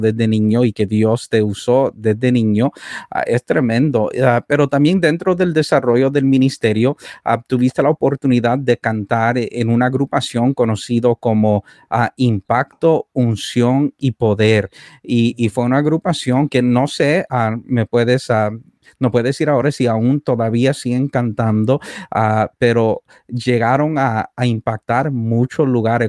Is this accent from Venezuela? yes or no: no; Canada; also born or lived in El Salvador; Fui criado aquí en Canadá